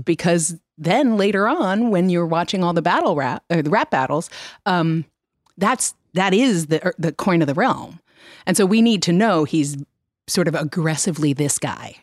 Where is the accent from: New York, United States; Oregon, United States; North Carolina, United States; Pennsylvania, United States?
New York, United States; now in West Coast, United States; I grew up in New York.